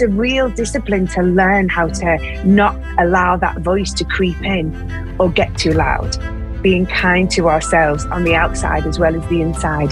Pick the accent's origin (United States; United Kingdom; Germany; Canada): United Kingdom; as British people